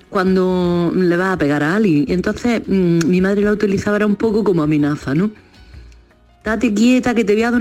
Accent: Córdoba, Andalusia, Spain; Yo soy de Córdoba, de Córdoba.

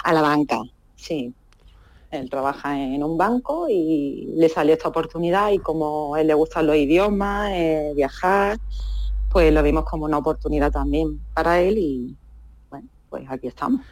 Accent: Málaga, Andalusia, Spain; moved away as an adult; now in Casablanca, Morocco; yo me crié en Málaga, centro, y soy de ciudad

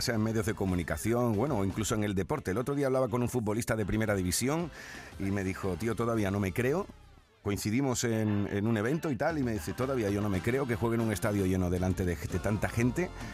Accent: Huelva, Andalusia, Spain; San Juan del Puerto, de mi tierra, de Huelva

